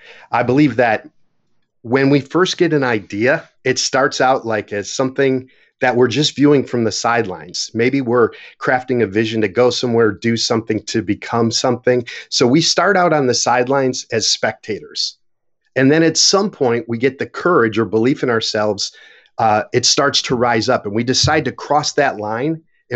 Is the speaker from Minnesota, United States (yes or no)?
no; Buffalo, New York, United States; So growing up in Buffalo, New York, I was fortunate because we had four seasons.